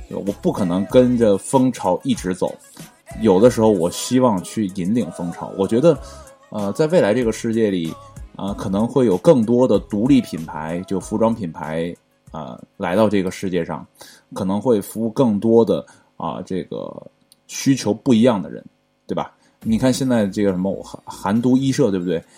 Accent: Northeast China, China; 我是东北的，啊，地地道道的东北人

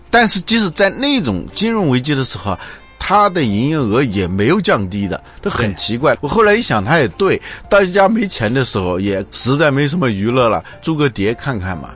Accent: China; 我们中国人呢，是没怎么感受到录像带的

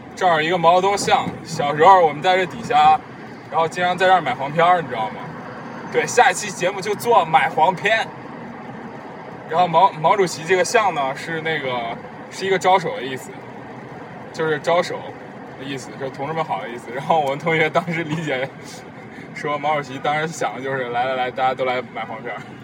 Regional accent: Henan, China; accent: Henan dialect; 主要我没有说河南话

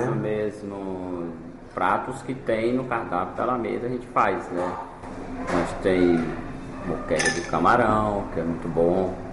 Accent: Fortaleza, Ceará, Brazil; born there; É, eu nasci

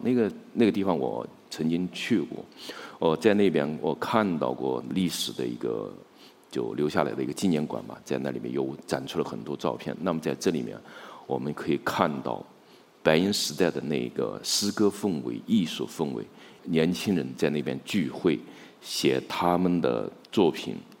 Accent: China; 我们中国人

